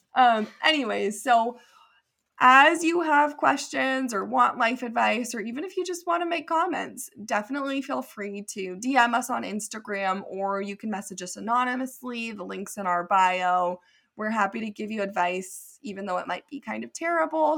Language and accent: English; near Santa Cruz, California, United States; moved away as an adult; also born or lived in Idaho; I'm actually, like, from nearby Santa Cruz